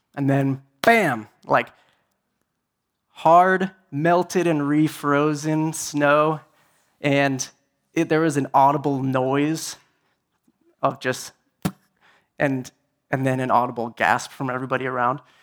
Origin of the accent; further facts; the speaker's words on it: Tucson, Arizona, United States; I'm from Tucson